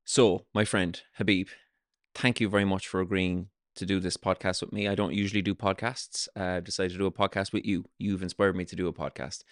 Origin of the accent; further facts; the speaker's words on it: south of Ireland, Ireland; I grew up in the south of Ireland